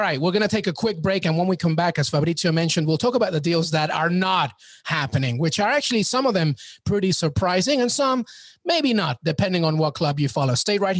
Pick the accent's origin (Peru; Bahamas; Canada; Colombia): Peru; also born or lived in New York; I'm Peruvian and I'm a New Yorker